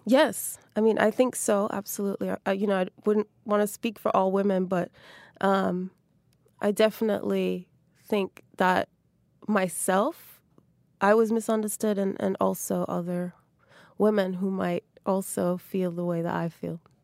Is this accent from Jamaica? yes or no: yes; Jamaica; my childhood growing up in Jamaica